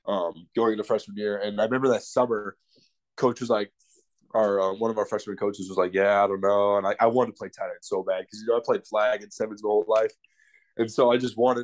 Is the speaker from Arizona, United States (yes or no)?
yes; Arizona, United States; born or raised there